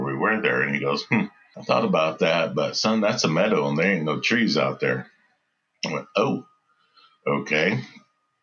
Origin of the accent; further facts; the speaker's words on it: West Texas, United States; moved away as an adult; also born or lived in Dallas, Texas / California; I am from West Texas, born and raised in West Texas, and moved to Dallas when I was in high school.